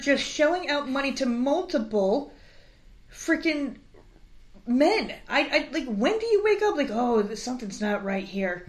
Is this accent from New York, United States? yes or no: yes; New York, United States; I grew up in fucking New York